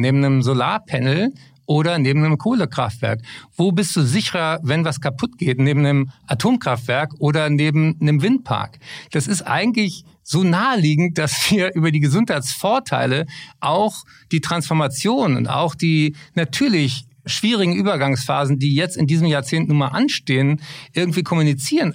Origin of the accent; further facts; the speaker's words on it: Berlin, Germany; Berlin, meine Heimatstadt